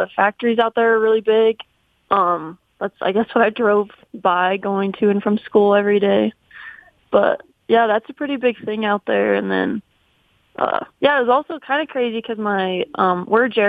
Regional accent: Colony, Wyoming, United States; I wouldn't change a thing about where I grew up or how I grew up. Colony is it's so small

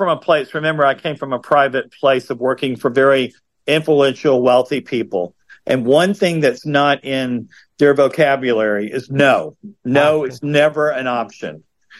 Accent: the South, United States; And I grew up in the South

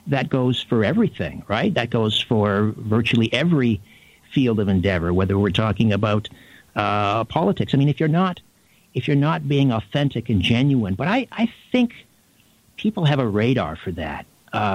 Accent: Canada; my upbringing as a Canadian.

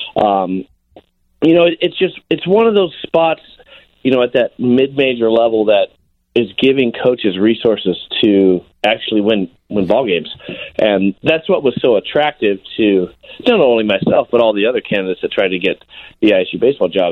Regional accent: Sacramento, California, United States; Sacramento State, which was my hometown

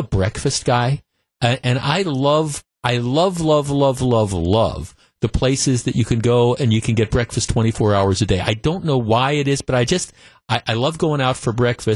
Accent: Glendale, Wisconsin, United States; I was in Key West, but I grew up in Glendale

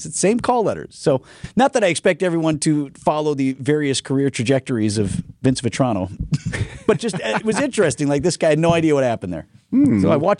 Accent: Wisconsin, United States; we're both born and raised in Wisconsin

